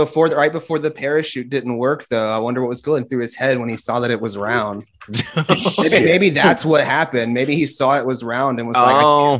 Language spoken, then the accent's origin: English; South Georgia, United States; moved away; also born or lived in Vermont; I'm originally from South Georgia, not Vermont.